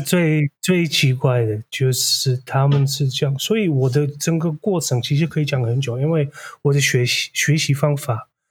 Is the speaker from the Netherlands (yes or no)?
yes; Netherlands; first language Dutch; Chinese is a second language; moved away as an adult; now in Taiwan; 我是来自荷兰，我是印度裔的，我背景有点复杂，然后我是大概第四代印度裔的第一代在荷兰出生的那，那种。然后，所以我母语是荷兰语